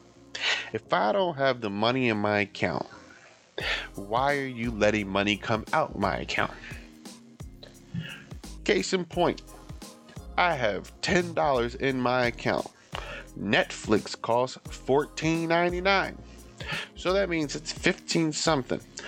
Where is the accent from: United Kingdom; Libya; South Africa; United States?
United States; I'm talking from the American standpoint.